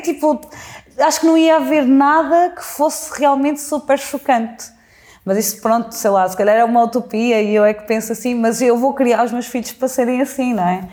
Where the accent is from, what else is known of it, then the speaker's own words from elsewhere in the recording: Mangualde, Viseu, Portugal; moved away as an adult; also born or lived in Coimbra; now in Lisbon, Portugal; eu cresci em Mangualde